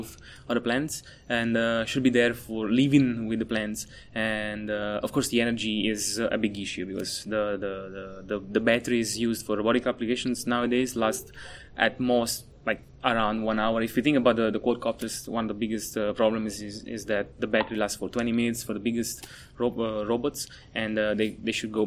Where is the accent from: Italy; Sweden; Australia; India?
Italy; moved away as an adult; also born or lived in Naples, Italy / Germany; now in Atlanta, United States; I'm from Italy. I studied my undergrad and master's in Napoli, Italy